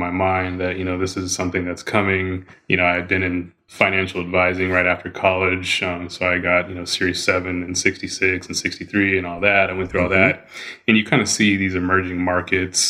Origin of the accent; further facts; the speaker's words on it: Colorado, United States; moved away as an adult; also born or lived in Arizona; growing up in Colorado